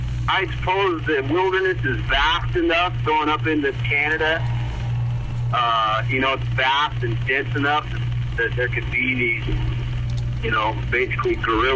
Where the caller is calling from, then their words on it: Everett, Washington, United States; Just north of Seattle, Everett.